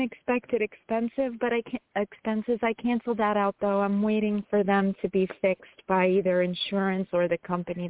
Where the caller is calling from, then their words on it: New York, United States; I'm calling from New York.